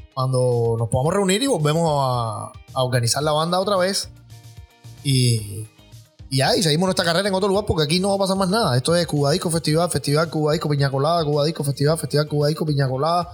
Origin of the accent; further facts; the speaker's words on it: Cuba; moved away as an adult; now in United States; nosotros somos una banda cubana